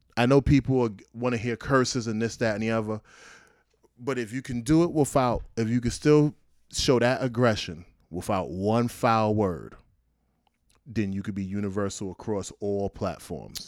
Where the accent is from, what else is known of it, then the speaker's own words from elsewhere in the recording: New York City, New York, United States; I'm from Brownsville, Brooklyn